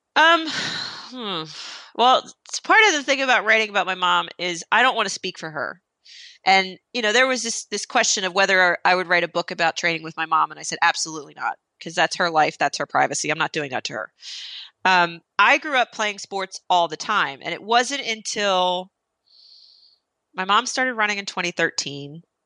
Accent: New Jersey, United States; I'm Italian. I'm from New Jersey

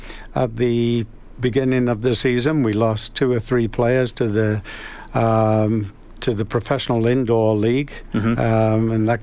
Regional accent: Calgary, Alberta, Canada; now in Edmonton, Canada; Early days, because I came from Calgary, I brought a number of Calgary boys up to Edmonton.

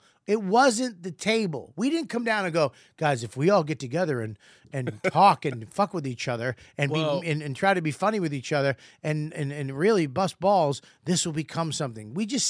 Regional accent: Boston, Massachusetts, United States; I'm from Boston.

